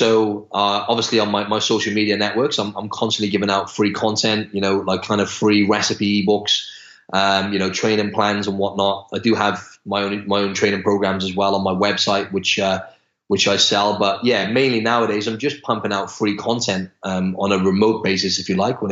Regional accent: Wales, United Kingdom; moved away as an adult; now in Australia; I'm from Wales in the UK, and I've lived in Australia for almost 2 years now

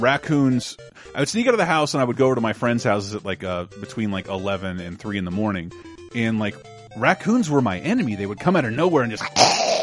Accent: the South, United States; growing up in the South

